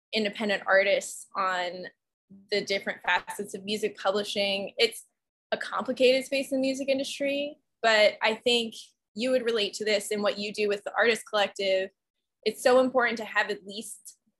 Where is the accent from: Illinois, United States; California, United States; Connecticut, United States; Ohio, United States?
Illinois, United States; north of Chicago; moved away; also born or lived in Austin, Texas; I actually grew up north of Chicago in a suburb up there